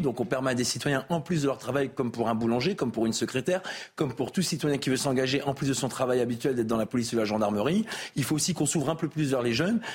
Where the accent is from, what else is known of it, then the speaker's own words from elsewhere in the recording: the Nord, Hauts-de-France, France; chez moi dans le Nord